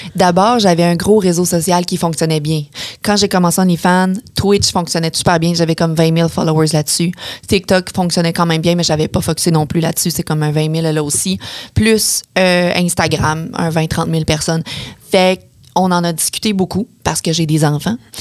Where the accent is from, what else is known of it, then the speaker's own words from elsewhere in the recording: Beauce, Quebec, Canada; je suis de la Beauce